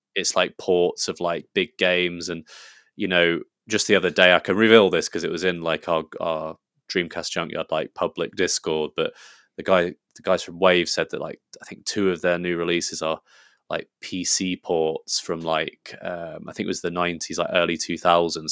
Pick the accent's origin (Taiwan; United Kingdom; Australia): United Kingdom; England; I'm English